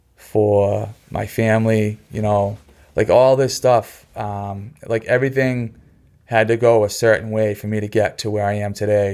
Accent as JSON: {"language": "English", "town": "Hanson", "region": "Massachusetts", "country": "United States", "tie": "born or raised there", "also_born_or_lived": "Quincy, Massachusetts, United States / Kingston, Massachusetts, United States", "said": "I grew up in Hanson on a dirt road"}